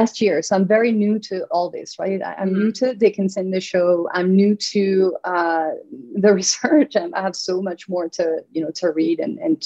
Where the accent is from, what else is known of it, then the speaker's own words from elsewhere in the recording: southern France, France; moved away as an adult; also born or lived in New York; now in Westchester, United States; I'm from France. I'm from the south of France, you know, where the lavender fields are.